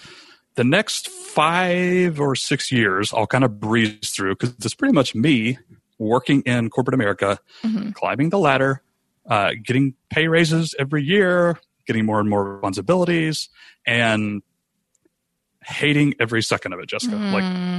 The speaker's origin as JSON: {"language": "English", "town": "Rome", "region": "Georgia", "country": "United States", "tie": "born or raised there", "said": "we decided to move back to Rome, Georgia, which is mm-hmm. where I'm broadcasting from right now. It's my hometown. I grew up here."}